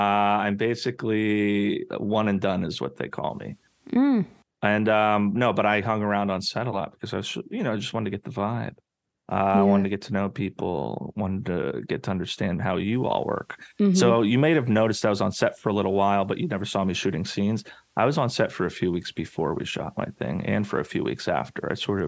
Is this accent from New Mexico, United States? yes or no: yes; New Mexico, United States; Growing up, I grew up in New Mexico.